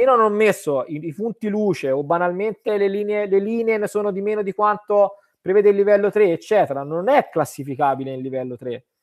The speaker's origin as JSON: {"language": "Italian", "region": "Tuscany", "country": "Italy", "said": "io vengo dalla Toscana dove ancora siamo un po' no, eh, molto artigiani"}